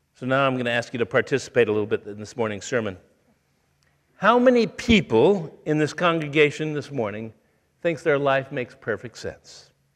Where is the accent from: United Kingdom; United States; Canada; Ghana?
United States; Toledo, Ohio; moved away; I grew up in Toledo, Ohio